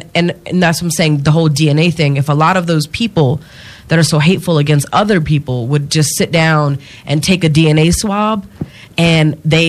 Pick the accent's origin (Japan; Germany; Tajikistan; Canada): Japan; I grew up in Japan, so I've always been a foreigner. You know what I mean? Not living in where I'm, like, the country I belong to. I was born in Japan, but I was born on a military base, so I am a U.S. citizen.